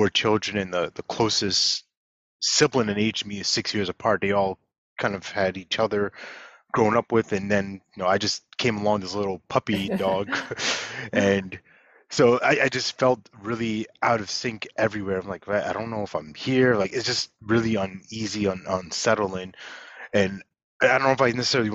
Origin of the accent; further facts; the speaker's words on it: Long Island, New York, United States; also born or lived in Brooklyn; I grew up in New York, in Long Island specifically